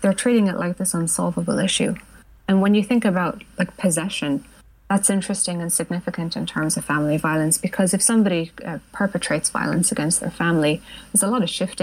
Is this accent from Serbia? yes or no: no; Ireland; also born or lived in United Kingdom; they moved me here when I was 5